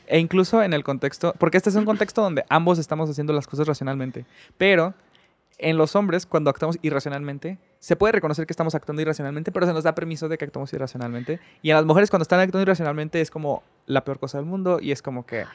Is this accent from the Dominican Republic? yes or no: no; Mexico; soy un hombre mexicano